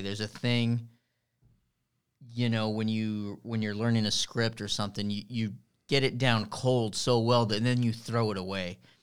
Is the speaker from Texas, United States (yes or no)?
yes; Harlingen, Texas, United States; also born or lived in Chicago, Illinois; I'm from Harlingen, Harlingen Cardinal